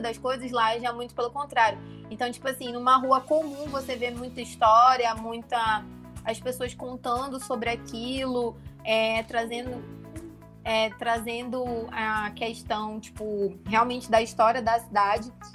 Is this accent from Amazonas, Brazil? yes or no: yes; Manaus, Amazonas, Brazil; moved away; also born or lived in Stuttgart / Bonn; eu sou de Manaus e lá é quente